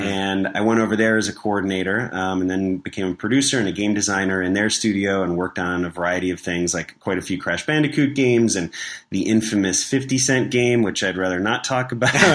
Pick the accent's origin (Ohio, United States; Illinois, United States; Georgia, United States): Illinois, United States; Chicago; moved away as an adult; also born or lived in Los Angeles; I was from Chicago. I moved out to L A, for an internship